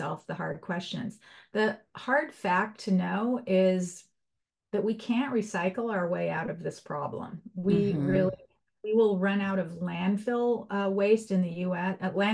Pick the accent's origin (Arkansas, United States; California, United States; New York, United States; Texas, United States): California, United States; Los Angeles; When I was a little girl, I grew up in Los Angeles